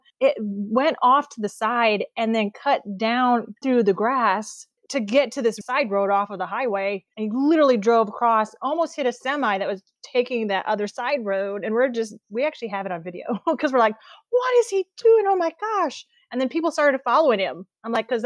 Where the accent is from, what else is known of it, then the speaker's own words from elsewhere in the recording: Wisconsin, United States; I grew up in Wisconsin